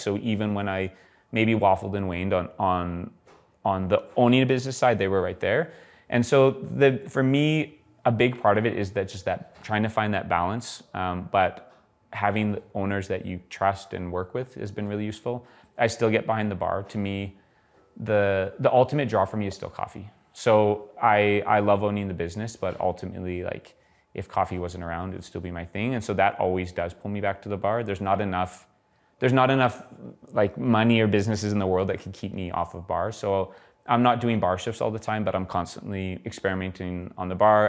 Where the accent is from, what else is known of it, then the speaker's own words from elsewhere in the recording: Edmonton, Alberta, Canada; now in Calgary, Canada; I moved moved to Calgary, I'm, I'm originally from Edmonton